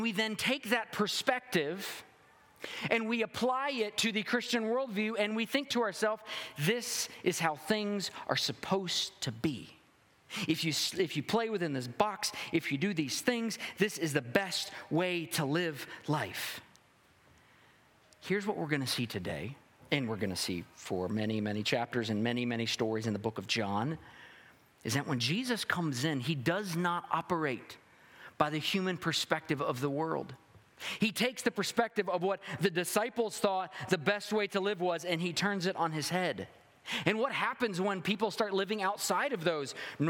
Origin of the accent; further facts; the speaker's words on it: the South, United States; I'm a Southerner.